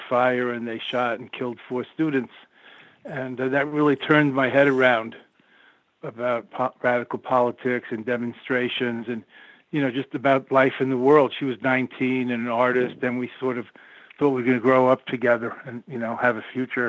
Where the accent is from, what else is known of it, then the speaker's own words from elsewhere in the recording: Long Island, New York, United States; I grew up in New York in Long Island